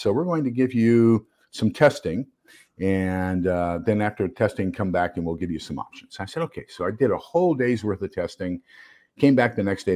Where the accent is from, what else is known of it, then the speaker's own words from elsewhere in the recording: El Paso, Texas, United States; moved away; I'm originally from El Paso, Texas